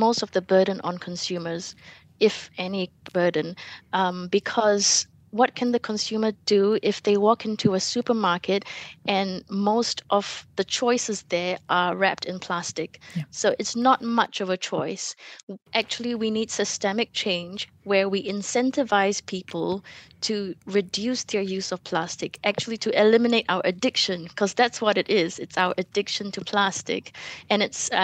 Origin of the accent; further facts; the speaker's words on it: Selangor, Malaysia; moved away as an adult; now in New Zealand; Selangor, which is my home state